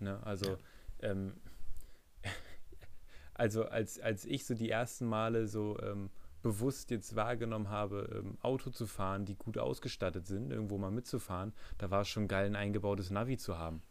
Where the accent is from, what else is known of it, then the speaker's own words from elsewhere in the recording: Germany; für mich als Deutscher